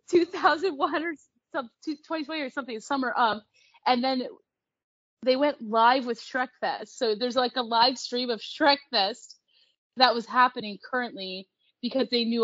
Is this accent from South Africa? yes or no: no; Canada; I'm Canadian.